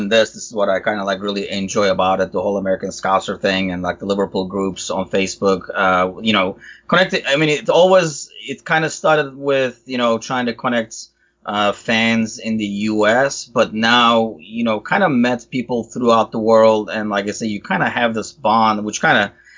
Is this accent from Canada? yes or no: no; Turkey; moved away; I'm originally from Turkey